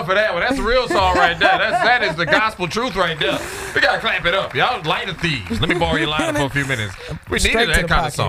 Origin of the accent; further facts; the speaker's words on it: New Orleans, Louisiana, United States; now in Texas, United States; I'm not from Chicago. I'm from New Orleans.